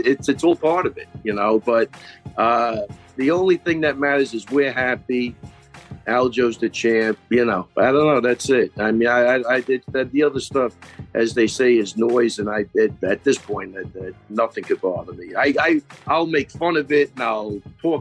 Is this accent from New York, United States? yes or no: yes; Long Island, New York, United States; we're all from Long Island. We all grew up 5 minutes from each other